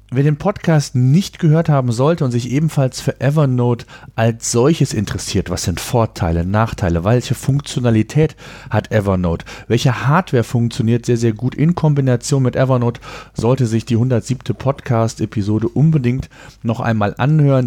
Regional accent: Germany; bei uns in Deutschland

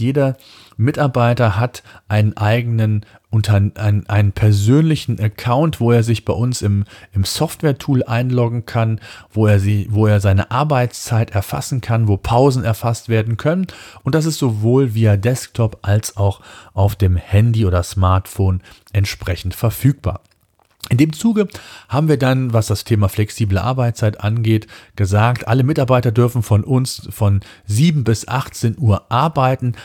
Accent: Germany; bei uns in Deutschland

